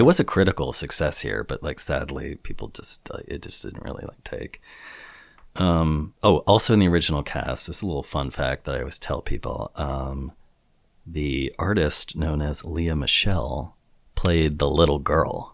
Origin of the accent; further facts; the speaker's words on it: Midwest, United States; I grew up in the Midwest